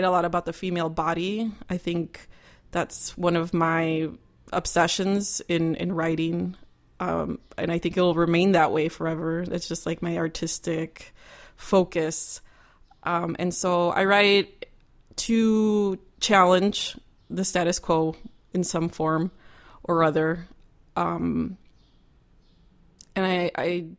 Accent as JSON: {"language": "English", "town": "Cicero", "region": "Illinois", "country": "United States", "tie": "born or raised there", "said": "I grew up in Cicero, which is basically Chicago, on Cicero and Cermak"}